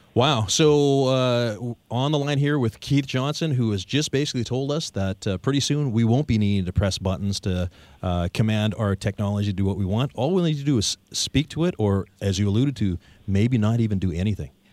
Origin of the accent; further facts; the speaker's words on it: Victoria, British Columbia, Canada; locally born and raised Victorians